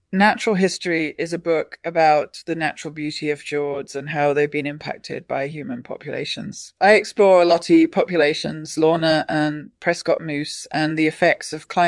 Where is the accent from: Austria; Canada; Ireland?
Austria; I grew up in Austria, which has a lot of fjords, so I've seen firsthand how they've been impacted by human populations and climate change.